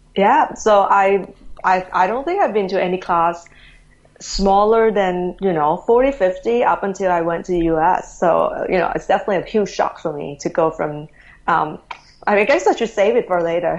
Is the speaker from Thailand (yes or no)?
yes; Thailand; moved away as an adult; I'm originally from Thailand, you know, born and bred there. Um, right. Grew up pretty much in Thailand all the way to high school, actually.